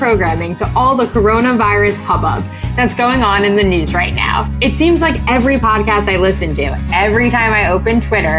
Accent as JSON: {"language": "English", "area": "Long Island", "region": "New York", "country": "United States", "tie": "born or raised there", "said": "I grew up on Long Island, not in Long Island, on Long Island."}